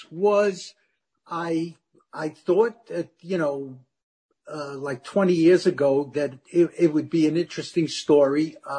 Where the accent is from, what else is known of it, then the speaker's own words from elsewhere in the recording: Germany; born there; And I was born in Germany right after the war, where they actually had a romance in concentration camp, if you can believe that.